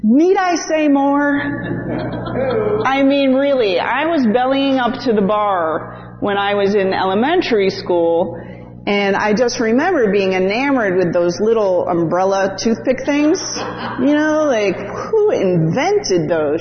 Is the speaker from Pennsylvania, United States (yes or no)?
no; Connecticut, United States; moved away; also born or lived in Staten Island, New York / Chicago; I was born in Staten Island, New York, which I hear is now quite the meth capital, right? Which is, yes. Which is sad, but I moved to Connecticut